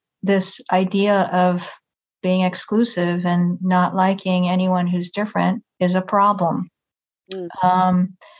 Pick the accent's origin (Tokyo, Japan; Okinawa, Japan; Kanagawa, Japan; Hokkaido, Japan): Kanagawa, Japan; Yokohama; moved away as an adult; now in Nashville, United States; I was born and raised in Japan in a pretty traditional household